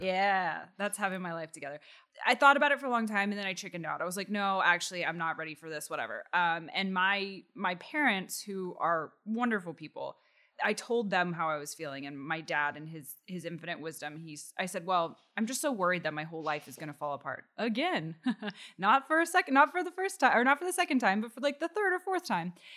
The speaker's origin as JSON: {"language": "English", "town": "Austin", "region": "Texas", "country": "United States", "tie": "born or raised there", "said": "I grew up in Austin, Texas"}